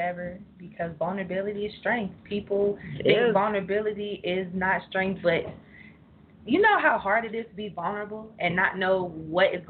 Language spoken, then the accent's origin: English; Cincinnati, Ohio, United States; moved away; I'm from Cincinnati